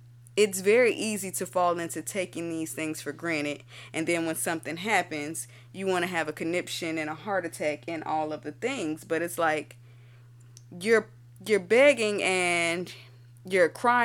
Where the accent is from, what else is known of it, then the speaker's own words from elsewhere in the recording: Florida, United States; I'm from Florida